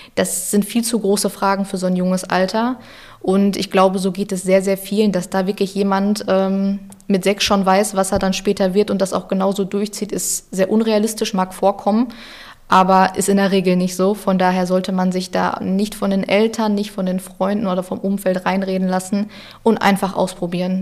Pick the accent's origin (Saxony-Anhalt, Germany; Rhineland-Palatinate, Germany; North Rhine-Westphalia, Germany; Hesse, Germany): North Rhine-Westphalia, Germany; Ruhr area; ich ein Kind des Ruhrgebiets bin